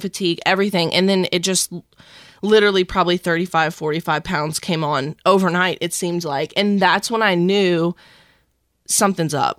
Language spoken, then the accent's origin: English; South Mississippi, United States; now in Tampa, United States; I was born and raised in South Mississippi